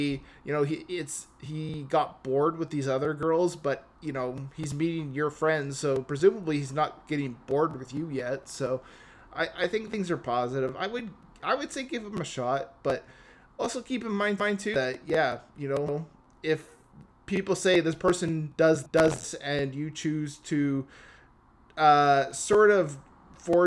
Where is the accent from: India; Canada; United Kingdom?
Canada; I'm Canadian